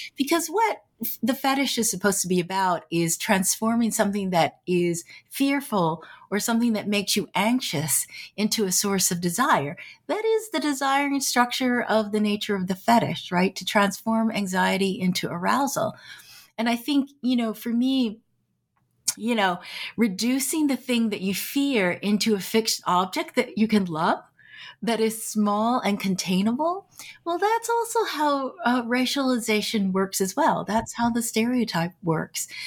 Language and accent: English; San Francisco Bay Area, California, United States; I grew up in the San Francisco Bay Area